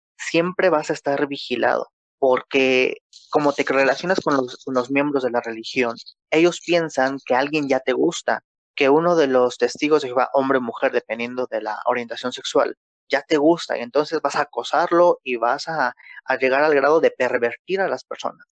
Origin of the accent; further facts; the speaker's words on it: Mexico; Acá en México, yo soy de México